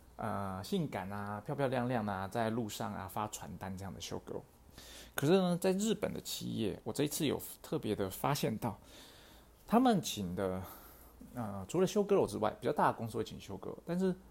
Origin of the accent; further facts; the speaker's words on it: Taiwan; 我们台湾人